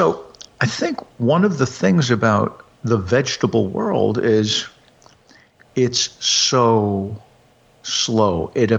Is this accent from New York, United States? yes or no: yes; New York, United States; also born or lived in Hudson Valley; I grew up in New York, but I spent 11 summers in a quite rural part of the Hudson Valley.